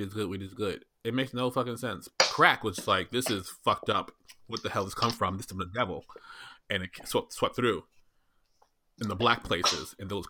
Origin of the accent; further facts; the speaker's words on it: New York City, New York, United States; also born or lived in Brooklyn; I was in Queens.